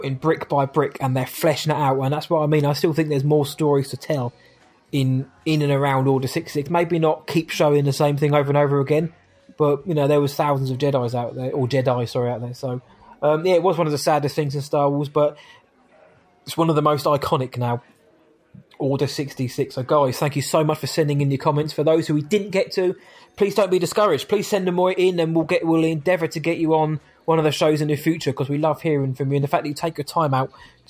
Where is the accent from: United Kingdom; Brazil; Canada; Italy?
United Kingdom; England; we're English.